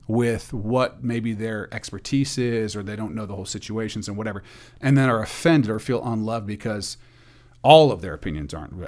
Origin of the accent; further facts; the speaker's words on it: Portland, Oregon, United States; I'm from the Portland area